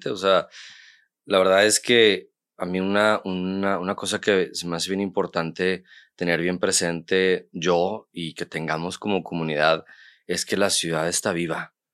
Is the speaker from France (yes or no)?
no; Monterrey, Nuevo León, Mexico; yo, yo, nací aquí en Monterrey. Y estoy viviendo aquí mucho tiempo.